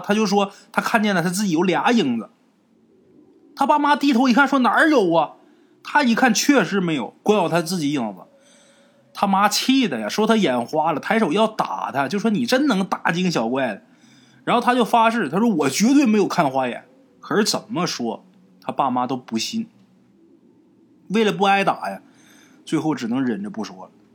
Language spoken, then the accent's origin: Chinese; Northeast China, China; 这个大姨啊，是咱们东北人，对自己父母辈的人的称呼。哎，就像南方管叫阿姨啊，我们那边儿都叫大姨